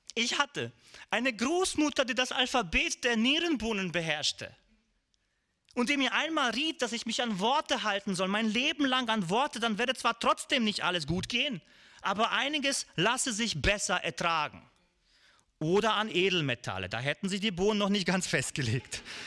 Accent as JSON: {"language": "German", "town": "Višegrad", "region": "Republika Srpska", "country": "Bosnia & Herzegovina", "tie": "born or raised there", "said": "bei uns in Visegrad"}